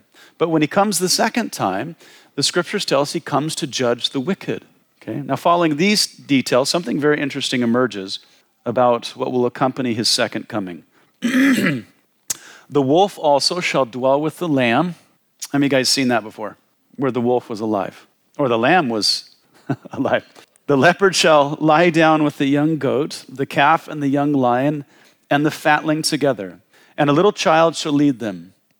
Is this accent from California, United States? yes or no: no; Wyoming, United States; I'm from Wyoming. We have the grizzly bear, and they eat people.